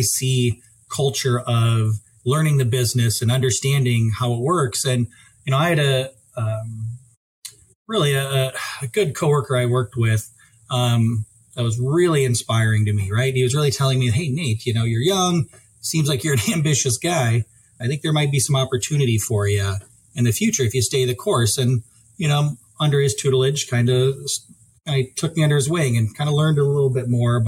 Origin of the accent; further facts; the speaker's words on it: Sioux Falls, South Dakota, United States; moved away as an adult; now in Fargo, United States; I'm originally from the Sioux Falls area